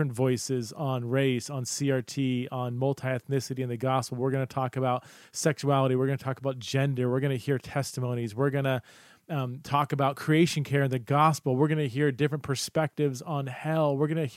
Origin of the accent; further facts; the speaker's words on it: Boise, Idaho, United States; it's in Boise, Idaho, okay? My hometown